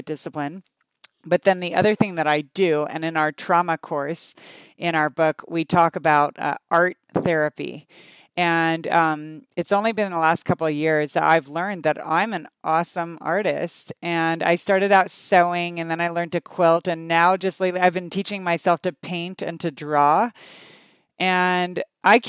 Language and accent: English; United States; also born or lived in Canada; I moved to the US when I was 7.